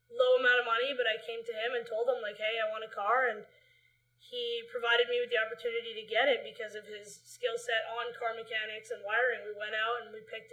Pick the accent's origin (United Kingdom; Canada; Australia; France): Canada; Vancouver, British Columbia; we live in Vancouver. We grew up in Vancouver, BC, Canada.